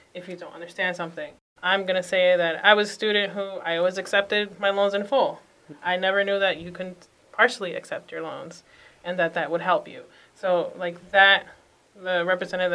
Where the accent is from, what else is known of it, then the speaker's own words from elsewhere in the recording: Boston, Massachusetts, United States; born and raised in Dorchester